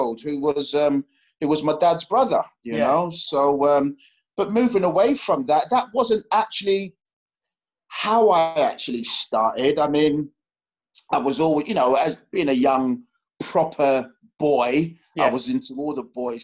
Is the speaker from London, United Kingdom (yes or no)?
yes; London, United Kingdom; I grew up in West London, Ladbroke Grove, Harrow Road, Kilburn, Edgware Road